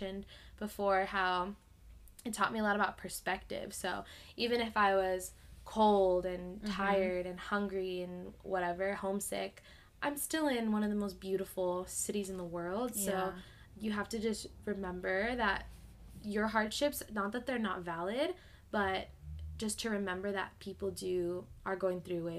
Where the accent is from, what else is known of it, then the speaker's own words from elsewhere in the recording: Southern California, United States; growing up in Southern California, you really only come across, like, English and Spanish.